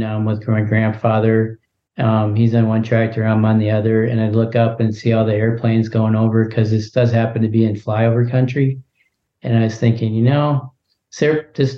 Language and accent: English; a suburb of Minneapolis, Minnesota, United States; moved away; also born or lived in South Dakota; I grew up in the Midwest in a suburb of Minneapolis